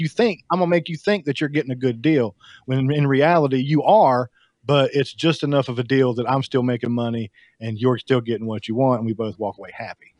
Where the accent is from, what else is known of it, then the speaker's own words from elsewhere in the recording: the South, United States; I'm from the South